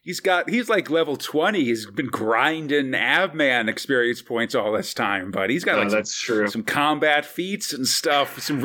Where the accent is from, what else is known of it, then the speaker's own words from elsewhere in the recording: East Coast, United States; now in California, United States; I grew up on the East Coast